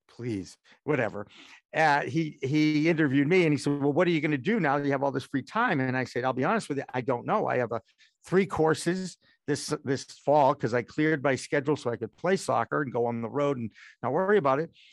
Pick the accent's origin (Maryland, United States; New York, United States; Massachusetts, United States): Massachusetts, United States; Newton; also born or lived in Newark, New Jersey / Portland, Maine; Bo-, born in Newark, New Jersey. I went Beth Israel Hospital. I'm a nice Jewish boy, okay? And my parents gave me Newton, Massachusetts, which is a beautiful suburb of Boston, in nineteen sixty-one